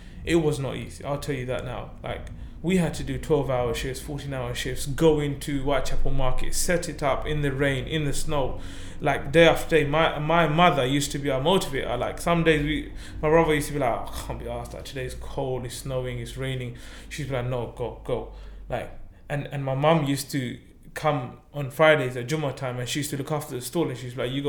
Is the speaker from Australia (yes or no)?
no; Zakiganj, Sylhet Division, Bangladesh; now in United Kingdom; I was born in Bangladesh. My whole family was born in Bangladesh. We're from a small village in Zakigunj